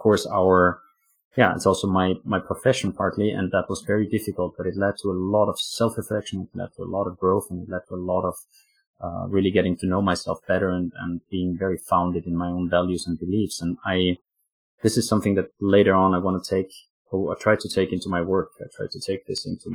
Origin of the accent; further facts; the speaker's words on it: Austria; also born or lived in Afghanistan; now in Oslo, Norway; I live in Norway, in Oslo, Norway, but I'm actually from Austria.